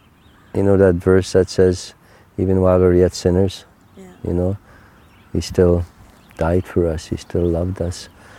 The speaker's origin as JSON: {"language": "English", "country": "Canada", "first_language": "Cree", "second_language": "English", "said": "My first language is Cree."}